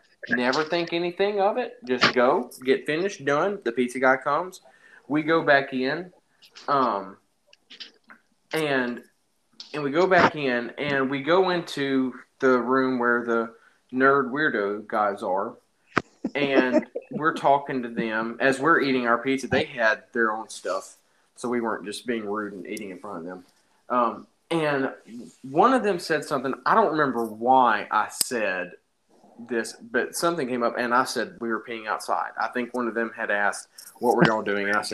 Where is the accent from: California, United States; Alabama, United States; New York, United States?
Alabama, United States; I grew up in Alabama